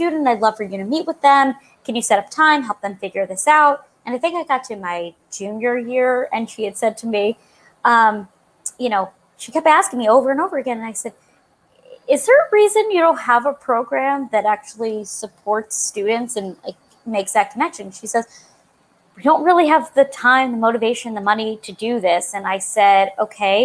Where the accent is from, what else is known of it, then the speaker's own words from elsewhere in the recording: Long Island, New York, United States; I'm from Long Island, New York